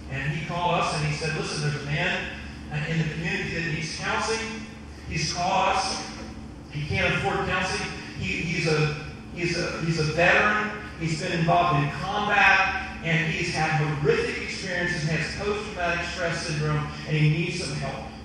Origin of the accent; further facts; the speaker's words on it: Western Sussex County, Eastern Shore, Delaware, United States; I'm from the Eastern Shore. I'm from Western Sussex County.